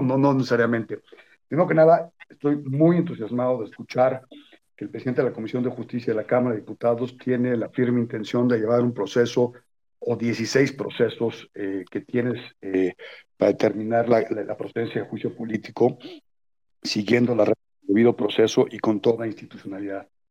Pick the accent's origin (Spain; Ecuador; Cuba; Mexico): Mexico